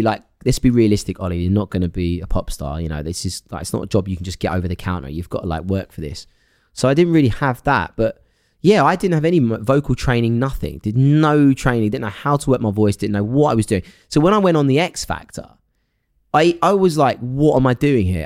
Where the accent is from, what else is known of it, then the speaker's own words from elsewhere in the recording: Essex, East of England, United Kingdom; where I grew up in Essex.